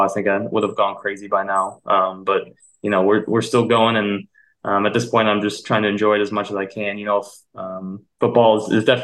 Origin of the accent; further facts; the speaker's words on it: Midwest, United States; moved away as an adult; we're both born and raised in the Midwest